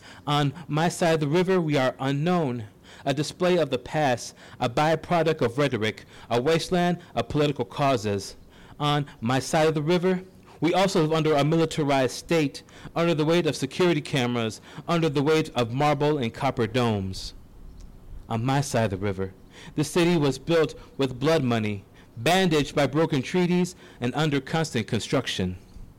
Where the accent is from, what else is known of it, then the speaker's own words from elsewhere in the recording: St. Paul, Minnesota, United States; I grew up and was raised here